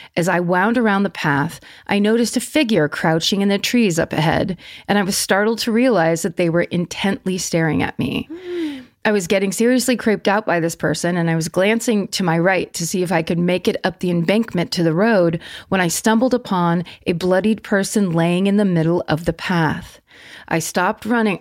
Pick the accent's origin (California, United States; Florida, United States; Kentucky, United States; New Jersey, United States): California, United States; Petaluma; born or raised there